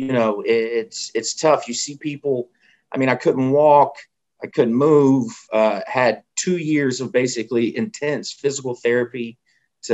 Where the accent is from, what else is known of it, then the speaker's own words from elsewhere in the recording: Fayetteville, North Carolina, United States; I'm from Fayetteville.